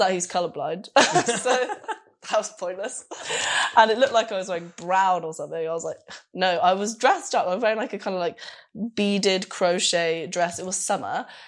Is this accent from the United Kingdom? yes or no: yes; London, United Kingdom; moved away as an adult; also born or lived in Glasgow; now in Berlin, Germany; I'm from London